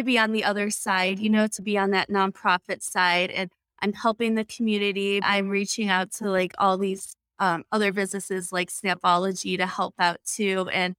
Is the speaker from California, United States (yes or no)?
no; Chicago, Illinois, United States; I'm from the Chicago area. My parents are in Northwest Indiana on Crown Point.